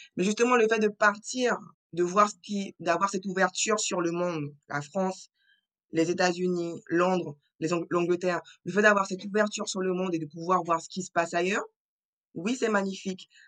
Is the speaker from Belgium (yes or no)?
no; French Guiana; je suis originaire de la Guyane française